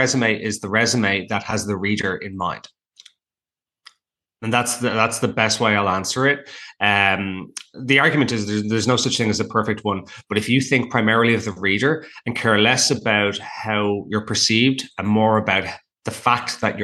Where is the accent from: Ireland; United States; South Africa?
Ireland; now in Toronto, Canada; I'm Irish